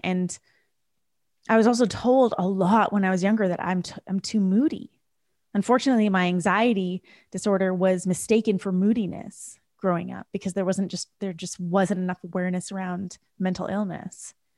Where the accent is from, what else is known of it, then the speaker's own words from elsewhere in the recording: Canada; I was raised in Canada. My parents were raised in India.